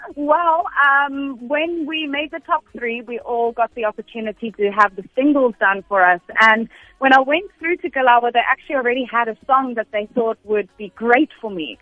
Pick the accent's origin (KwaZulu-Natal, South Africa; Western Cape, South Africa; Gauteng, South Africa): Western Cape, South Africa; Cape Town; born in Cape Town grew up in Cape Town always lived in Cape Town